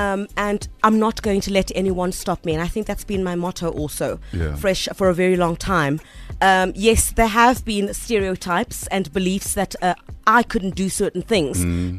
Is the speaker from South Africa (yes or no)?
yes; Eastern Cape, South Africa; moved away as an adult; now in Johannesburg, South Africa; I'm from the Eastern Cape. I mean, Kudala ndifikile Joburg. I mean, like here for like, what, 13 years?